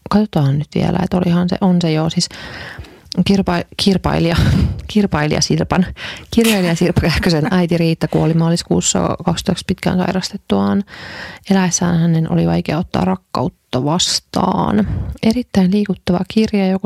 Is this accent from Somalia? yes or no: no; Sweden; Kato, kun mä, mä ruotsalaisena niin tiedän kaikki.